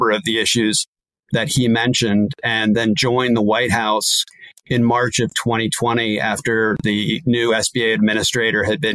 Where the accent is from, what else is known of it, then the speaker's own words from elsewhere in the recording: Montgomery County, Maryland, United States; also born or lived in Chesapeake Bay, Southern Maryland; I grew up in Montgomery County in Maryland